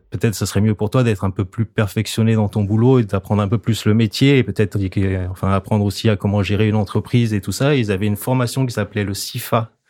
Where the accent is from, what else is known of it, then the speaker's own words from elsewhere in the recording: the Alps, France; moved away; Moi d'origine, je viens de la montagne, j'ai grandi dans les Alpes.